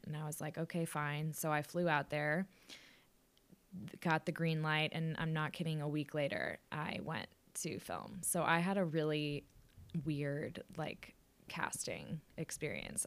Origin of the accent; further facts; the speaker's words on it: Austin, Texas, United States; moved away as an adult; also born or lived in New York City; now in New York, United States; I was born in New York City, but moved to Austin, obviously, in the year two thousand. Um, so lived, lived there, played volleyball in high school